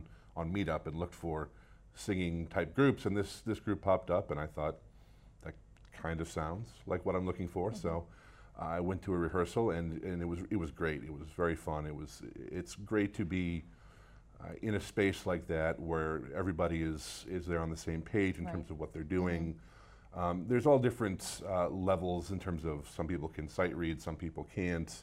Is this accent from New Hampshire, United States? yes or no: yes; Salem, New Hampshire, United States; moved away as an adult; also born or lived in Chicago / Midwest; I grew up in Salem, New Hampshire.